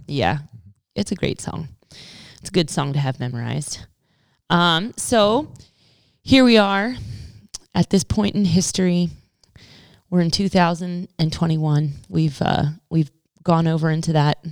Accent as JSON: {"language": "English", "country": "United States", "said": "as an American"}